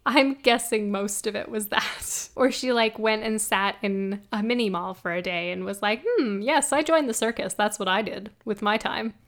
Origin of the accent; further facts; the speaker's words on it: Canada; I'm Canadian, so I don't know what it is